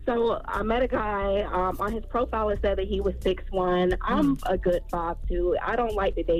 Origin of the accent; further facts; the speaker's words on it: South Carolina, United States; now in Charlotte, United States; Hey, no, but it's 864. I just live in 704.